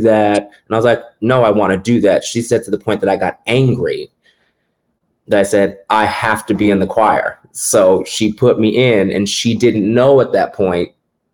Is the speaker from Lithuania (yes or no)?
no; West Palm Beach, Florida, United States; I am originally from West Palm Beach, Florida.